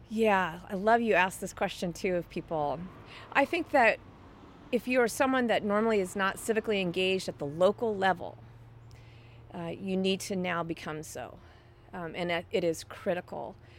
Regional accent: Dallas, Texas, United States; now in Seattle, United States; I grew up in Dallas

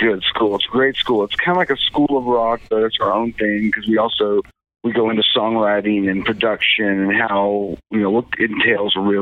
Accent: Kingston, Oklahoma, United States; I was in the process of opening up a coffee shop in my hometown in Oklahoma, in this little town of Kingston on Lake Texoma

